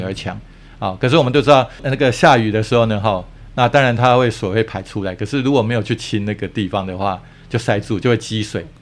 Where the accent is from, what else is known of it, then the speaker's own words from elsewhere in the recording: Taiwan; 我们台湾人